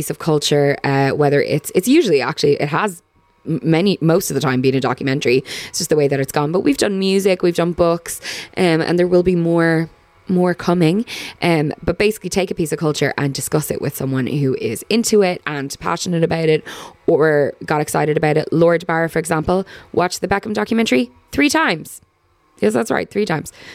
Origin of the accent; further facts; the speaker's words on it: Ireland; as Irish people